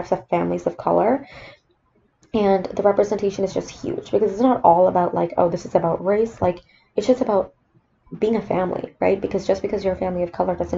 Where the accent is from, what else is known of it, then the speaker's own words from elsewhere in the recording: Sri Lanka; moved away; for me growing up in Sri Lanka